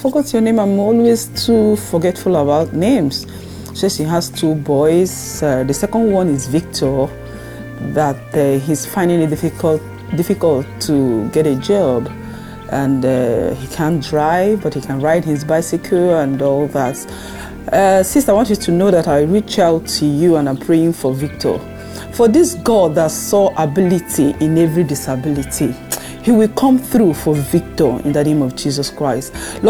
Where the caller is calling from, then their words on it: France; I'm calling from France